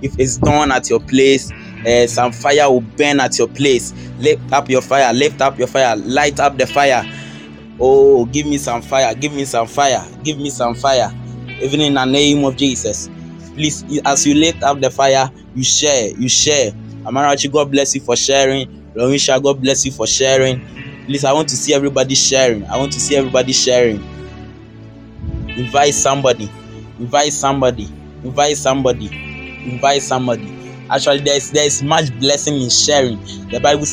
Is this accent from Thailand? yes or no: no; Ghana; I'm from Ghana